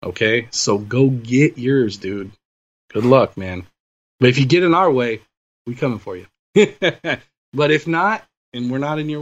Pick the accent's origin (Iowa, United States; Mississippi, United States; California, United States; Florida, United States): California, United States; Southern; grew up in SoCal, USC guy